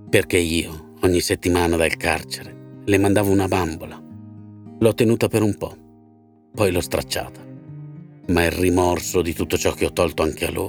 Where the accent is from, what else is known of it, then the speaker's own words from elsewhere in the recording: Palermo, Sicily, Italy; born there; sono nato a Palermo il 5 febbraio del 1940.